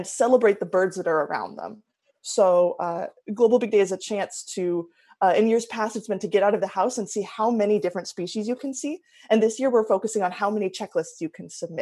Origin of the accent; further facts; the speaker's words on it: Oregon, United States; I'm from Oregon originally